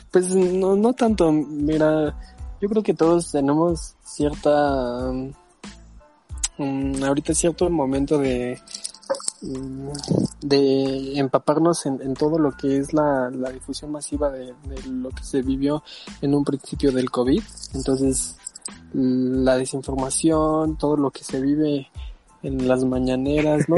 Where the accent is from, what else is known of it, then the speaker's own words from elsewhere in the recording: Mexico City, Mexico; also born or lived in Irapuato, Guanajuato; Desde pequeño me vine a vivir acá en la Ciudad de México.